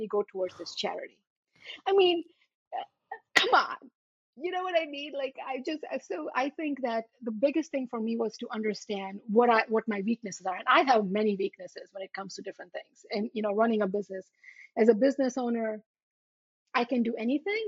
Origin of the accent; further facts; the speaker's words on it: U.S. Virgin Islands; also born or lived in India; now in New Jersey, United States; I grew up in St. Thomas in the U.S. Virgin Islands.